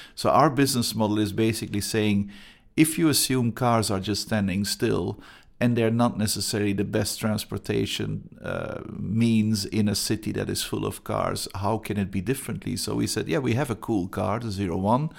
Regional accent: Antwerp, Flanders, Belgium; English is a second language; moved away as an adult; now in Gothenburg, Sweden; I'm originally from Antwerp, Belgium

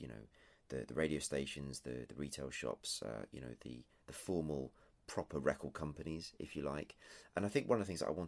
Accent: England, United Kingdom; I'm English, if that isn't clear, and tea, of course, is an overriding factor of everyday life here.

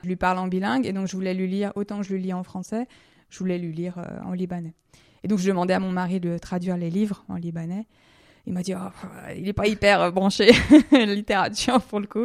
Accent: Lyon, Auvergne-Rhône-Alpes, France; moved away as an adult; now in Switzerland; je viens de Lyon

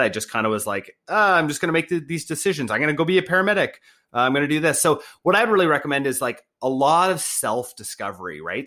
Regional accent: Canada; I was born in Canada, being white, being, like, raised in a good family

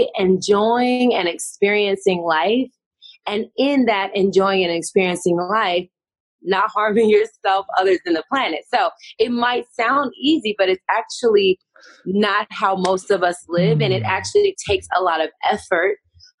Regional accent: Tennessee, United States; moved away as an adult; now in California, United States; I'm from the South. I'm from Tennessee, first of all. I'm a Southern girl. I'm living in Cali now

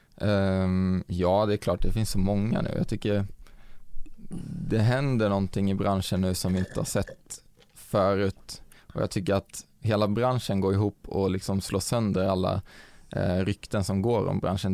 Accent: Vänge, Sweden; moved away; i min lilla håla Vänge där jag kommer ifrån

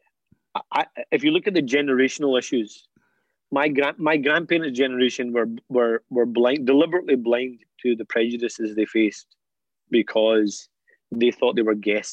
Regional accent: Scotland, United Kingdom; For my generation, I'm British and Scottish. This is my home

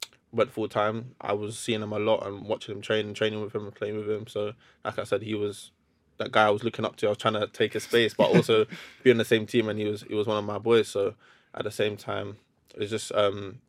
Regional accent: London, United Kingdom; I'm from West London, Queen's Park, West London.

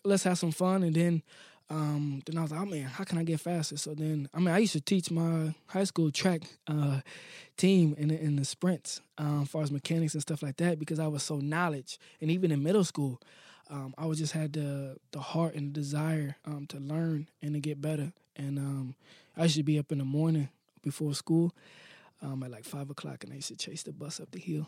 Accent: Akron, Ohio, United States; I was born in Akron

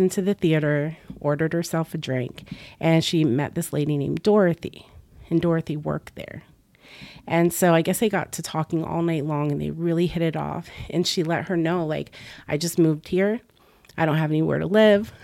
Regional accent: Florida, United States; also born or lived in Boston, Massachusetts / New England; I grew up in Florida

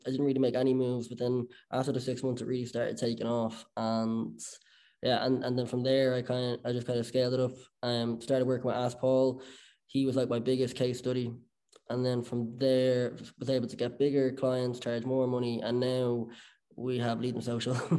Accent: Bettystown, Leinster, Ireland; growing up in Bettystown.

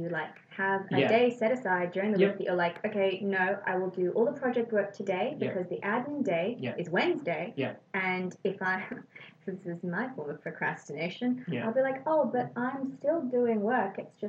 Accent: South Africa; I came from South Africa, and it's still very Western. It's still it was still a British colony

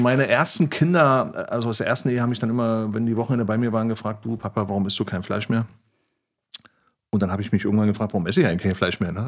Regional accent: East Germany, Germany; now in Berlin, Germany; Ich bin ja ein Ossi, ne? also Kind des Ostens, bin ich auch stolz drauf

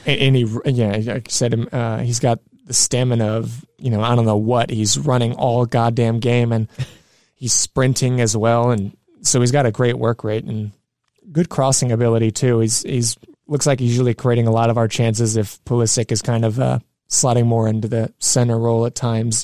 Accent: United States; as an American

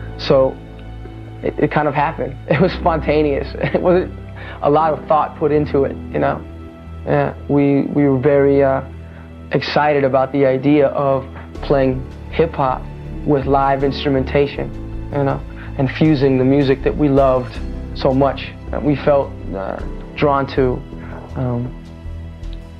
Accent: Orange County, California, United States; I was a Mexicano, in a part of the country where I was the exception to the rule, because most Mexicanos in Orange County

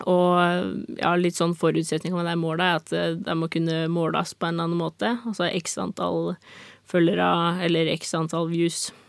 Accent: Norway; Men jeg skal jo liksom ikke forstyrre naboen her hjemme i Norge.

